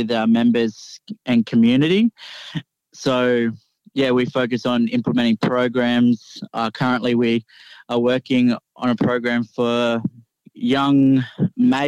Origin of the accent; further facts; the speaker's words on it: Coffs Harbour, New South Wales, Australia; I'm a proud Goombengi man from Coffs Harbour, New South Wales